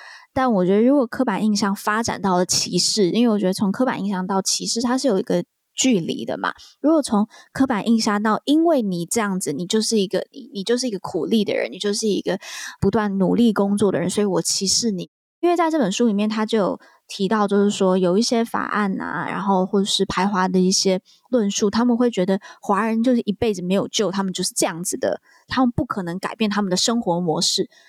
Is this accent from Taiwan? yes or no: yes; Taiwan; 因为身为台湾人